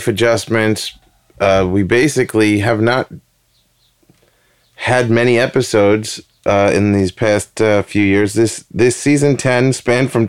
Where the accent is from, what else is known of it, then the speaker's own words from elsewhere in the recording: New York City, New York, United States; also born or lived in Bushwick, Brooklyn; I am originally from Queens.